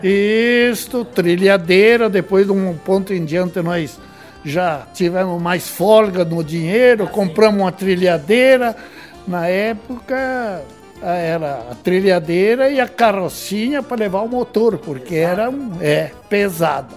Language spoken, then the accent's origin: Portuguese; Sarandi, Rio Grande do Sul, Brazil; moved away as an adult; also born or lived in Dois Vizinhos, Paraná; now in Salto do Lontra, Brazil; Eu nasci em Sarandi, Rio Grande do Sul.